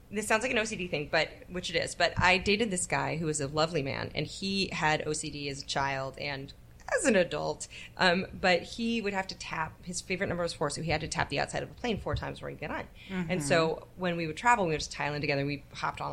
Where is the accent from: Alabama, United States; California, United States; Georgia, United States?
California, United States; Bay Area; I grew up in the Bay Area